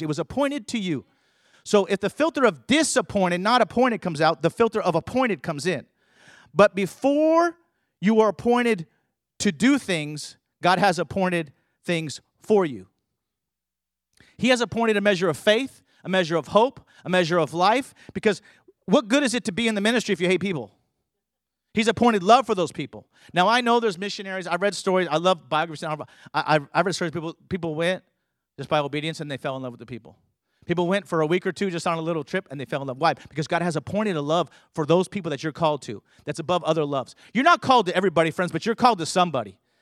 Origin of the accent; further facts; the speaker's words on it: California, United States; I grew up in California